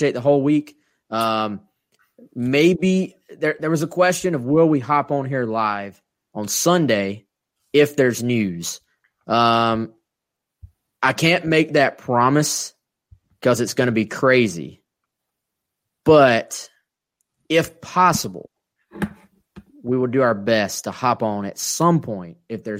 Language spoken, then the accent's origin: English; South Carolina, United States; We're from South Carolina, so we talk slow.